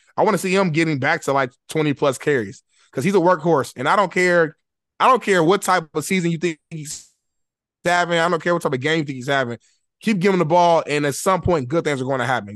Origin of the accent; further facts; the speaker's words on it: Indianapolis, Indiana, United States; moved away as an adult; now in Los Angeles, United States; I'm from Indianapolis, Indiana. I grew up, I grew up poor.